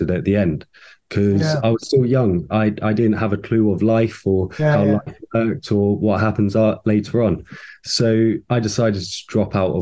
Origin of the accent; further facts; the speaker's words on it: Littlehampton, South East England, United Kingdom; also born or lived in Slough; I was born down in Slough, lovely old Slough, and then from there we moved to Littlehampton, the little seaside town on the south coast. Absolutely lovely to grow up by the sea